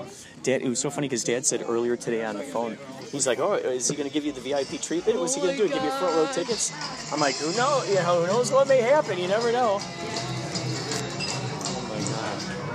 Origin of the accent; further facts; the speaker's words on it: Chicago, Illinois, United States; Oh, Chicago.